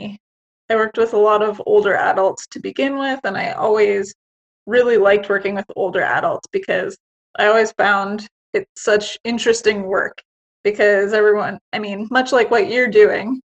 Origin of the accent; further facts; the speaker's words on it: Canada; I'm Canadian